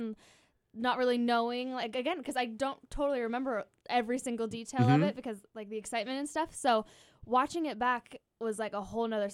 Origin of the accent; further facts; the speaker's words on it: Santa Rosa, California, United States; I grew up in Sonoma County